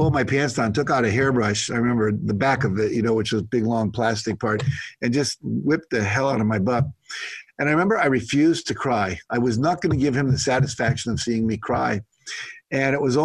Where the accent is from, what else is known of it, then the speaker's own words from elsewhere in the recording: West Virginia, United States; I grew up in West Virginia primarily.